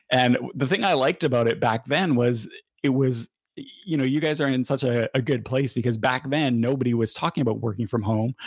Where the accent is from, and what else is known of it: Canada